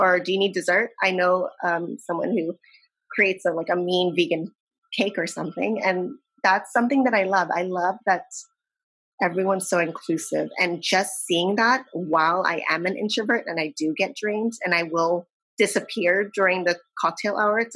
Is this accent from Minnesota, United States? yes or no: no; San Diego, California, United States; I'm in San Diego.